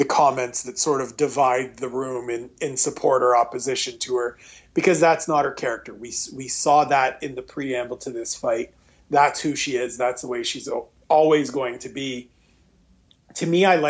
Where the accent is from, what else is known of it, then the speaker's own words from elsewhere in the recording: Canada; being a Canadian